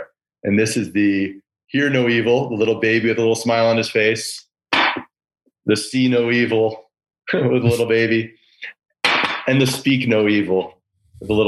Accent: Chicago, Illinois, United States; my childhood heroes growing up in Chicago

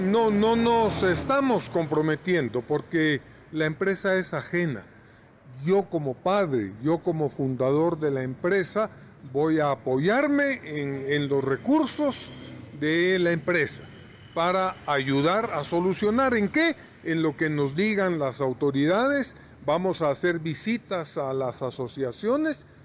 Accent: Quetzaltenango, Guatemala; los quetzaltecos

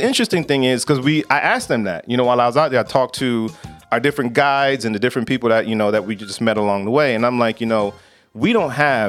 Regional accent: Miami, Florida, United States; Truth of the matter is, I grew up in Miami, so everybody speaks Spanish in Miami.

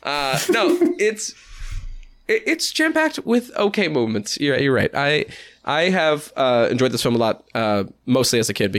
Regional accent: New Hampshire, United States; this was made in my home state, in Keene, New Hampshire.

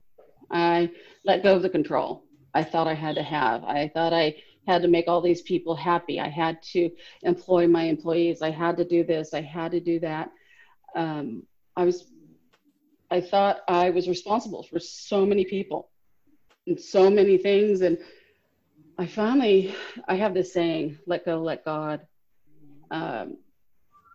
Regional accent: Los Angeles, California, United States; moved away; also born or lived in Orange County; I grew up in Southern California, LA and Orange County

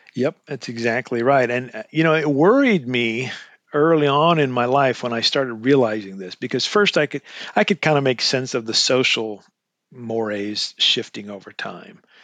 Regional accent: Eastern Washington State, United States; I grew up in Eastern Washington State. I was a farm boy

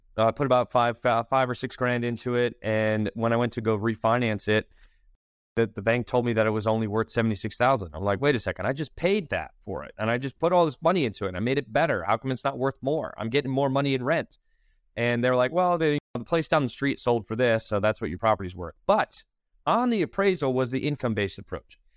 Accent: Bridgeport, Connecticut, United States; moved away as an adult; also born or lived in Manhattan, New York / Charlotte, North Carolina; now in Wilmington, United States; I'm originally from Connecticut, Bridgeport, Connecticut

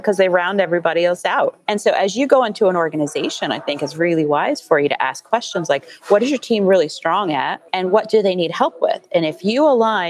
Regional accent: Columbus, Ohio, United States; moved away; I'm originally from Columbus, Ohio

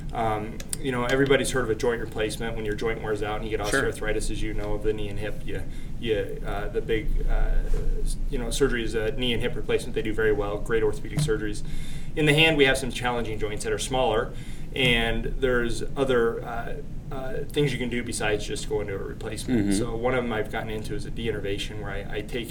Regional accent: Lakewood, Colorado, United States; moved away; also born or lived in Boulder, Colorado; I grew up right outside of Denver

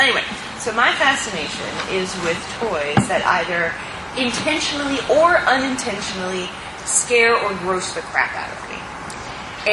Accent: New Jersey, United States; I grew up in New Jersey

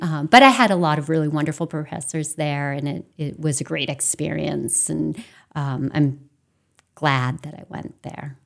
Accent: Temple, Maine, United States; I grew up in a tiny little town called Temple, um, which is next to Farmington

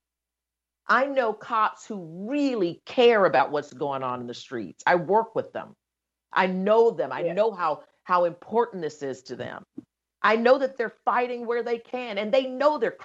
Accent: the South, United States; down south, we grow up as little black children

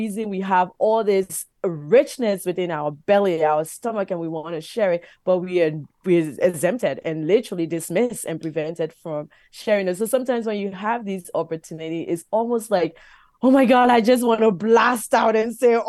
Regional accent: Liberia; now in Canada; my young life growing up in Liberia

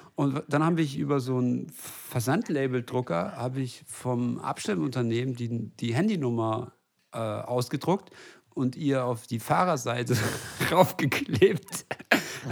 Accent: West Germany, Germany; ich bin äh, Westdeutscher

